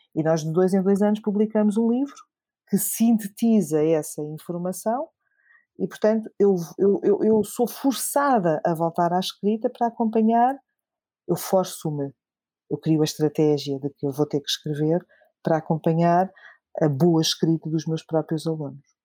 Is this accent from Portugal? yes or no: yes; Alentejo, Portugal; now in Lisbon, Portugal; quero ver se ainda consigo ajudar uh, a minha própria terra, a minha própria comunidade. Eu venho do Alentejo e espero ainda voltar